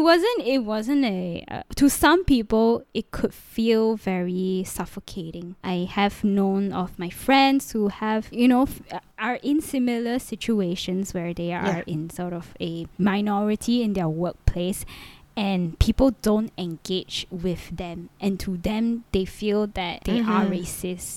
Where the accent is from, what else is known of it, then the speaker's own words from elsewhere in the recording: Malaysia; moved away; I'm from Malaysia